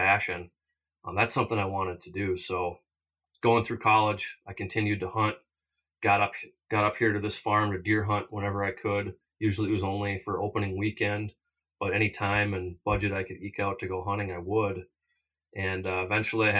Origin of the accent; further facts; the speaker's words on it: Minnesota, United States; growing up in Minnesota and not having traveled out west till a later age